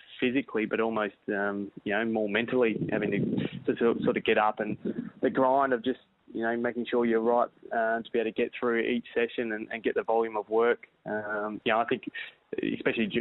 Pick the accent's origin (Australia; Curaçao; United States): Australia; Perth, Western Australia; We grew up in Perth in a suburb called Shelley.